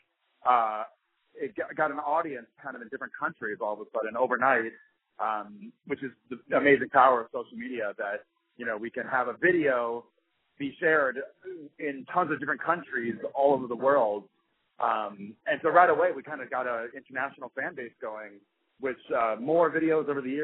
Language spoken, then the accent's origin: English; New York City, New York, United States; I'm from Queens, which is the most ethnically diverse place in New York